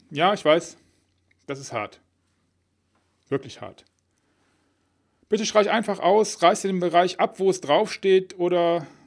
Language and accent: German; Rhineland, Germany; accent: Rhenish; Um meinen rheinischen Akzent ein bisschen wegzulassen.